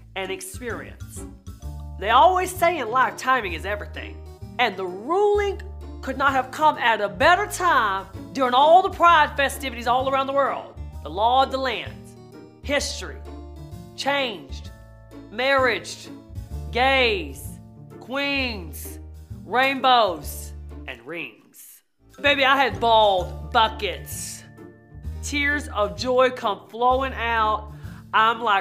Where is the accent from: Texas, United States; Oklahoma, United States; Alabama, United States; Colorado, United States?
Texas, United States; I'm from Texas